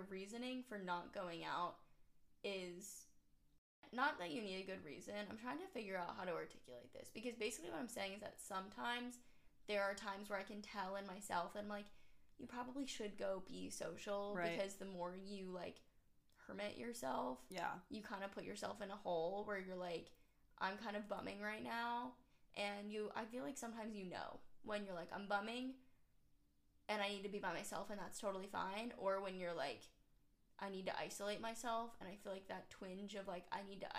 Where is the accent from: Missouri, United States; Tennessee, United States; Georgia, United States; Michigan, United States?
Georgia, United States; Atlanta; I'm from Atlanta